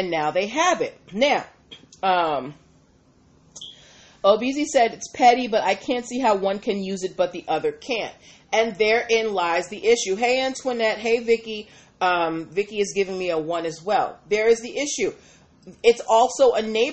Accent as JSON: {"language": "English", "town": "Boston", "region": "Massachusetts", "country": "United States", "tie": "born or raised there", "said": "we grew up in Dorchester."}